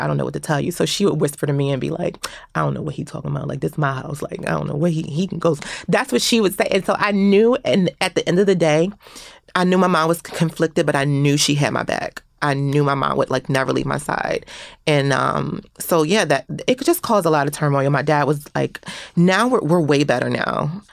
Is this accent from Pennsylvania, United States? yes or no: yes; Philadelphia, Pennsylvania, United States; growing up in Philadelphia around that time period